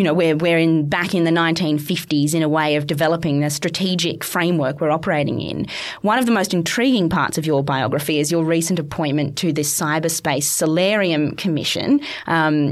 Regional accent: Australia; as an Australian

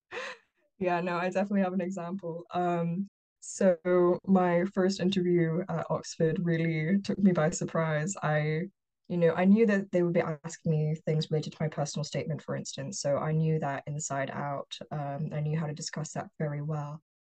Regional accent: Hong Kong; moved away as an adult; also born or lived in United Kingdom; now in Boston, United States; I was born and raised in Hong Kong

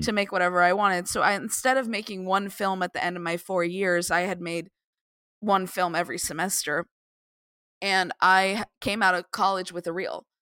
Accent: Tucson, Arizona, United States; moved away; I was from Arizona, I grew up in Tucson

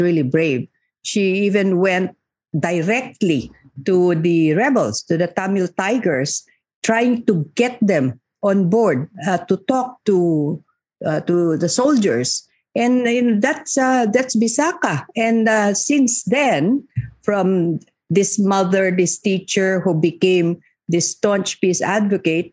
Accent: Muslim Mindanao, Bangsamoro, Philippines; In conflict areas like where I come from Muslim Mindanao

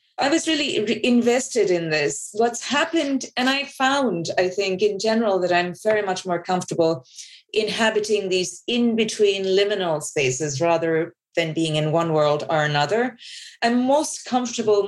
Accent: Bangladesh; I grew up in Bangladesh

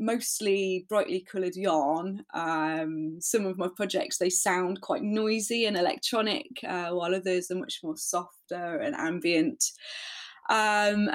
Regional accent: Leicester, East Midlands, United Kingdom; I'm from Leicester in the UK

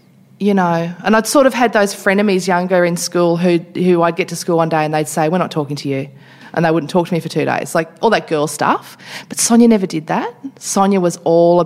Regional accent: Toowoomba, Queensland, Australia; moved away; growing up in Queensland, I grew up in a very racist environment

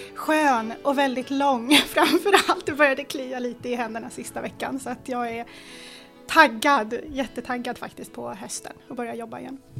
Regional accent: Stockholm, Stockholm County, Sweden; born or raised there; Swedish is a second language

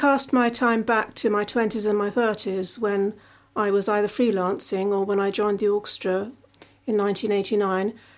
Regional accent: Surrey, South East England, United Kingdom; accent: Surrey; my Surrey accent

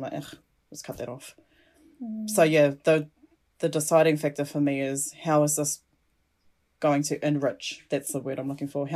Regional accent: Cook Islands; I'm not Māori. I'm from the Cook Islands. Both my parents, my biological parents, are from the Cook Islands

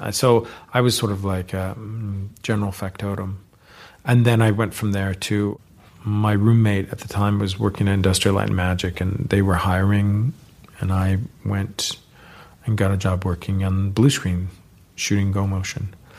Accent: California, United States; So growing up in the Bay Area, you know, these were the people who were around.

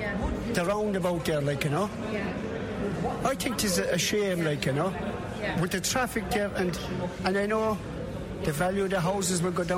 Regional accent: Limerick, Munster, Ireland; I'm from Dunedin Road, Woodview Park, Limerick, right? And I came from Ballinanty, right?

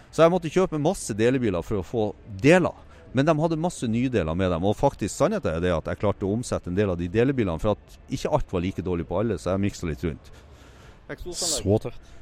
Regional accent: Tromsø, Troms, Norway; Jeg er opprinnelig fra Tromsø, så fant jeg en delebil forlatt i Tromsø

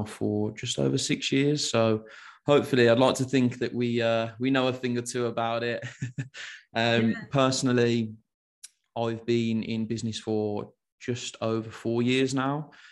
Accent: Birmingham, West Midlands, United Kingdom; accent: Brummie; I'm from Birmingham. I guess a typical Brummie

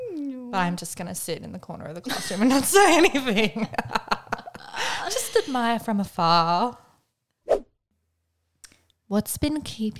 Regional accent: Melbourne, Victoria, Australia; I was born in Melbourne.

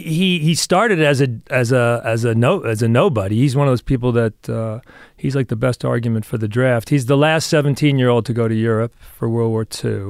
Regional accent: New York, United States; also born or lived in Los Angeles; I was born in New York

